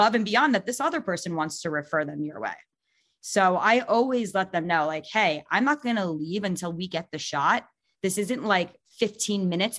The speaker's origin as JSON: {"language": "English", "region": "New York", "country": "United States", "also_born_or_lived": "Long Island / Michigan", "said": "I'm from New York"}